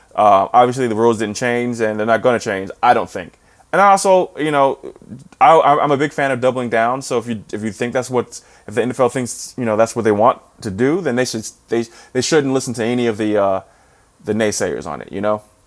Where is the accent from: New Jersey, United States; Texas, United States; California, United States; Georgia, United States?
New Jersey, United States; also born or lived in Saint Louis; now in St. Louis, United States; I'm from New Jersey